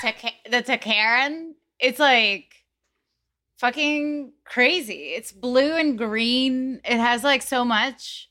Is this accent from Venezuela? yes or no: yes; Venezuela; moved away; also born or lived in United States; I was born in the States and then I was moved, was removed into Venezuela by my parents